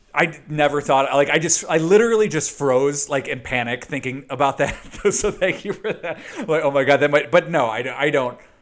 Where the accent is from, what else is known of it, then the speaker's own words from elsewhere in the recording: Chicago, Illinois, United States; I grew up in Chicago, the suburbs of Chicago, west west suburbs of Chicago